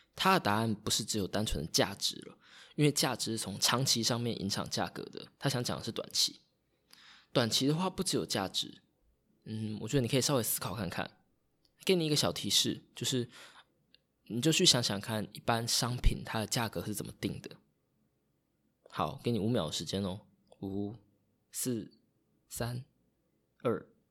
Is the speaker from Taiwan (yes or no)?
yes; Taitung County, Taiwan; also born or lived in Taipei; 我老家是在台东，然后家又是住在大马路旁边，就是如果你要到台东来，从屏东到台东必经之路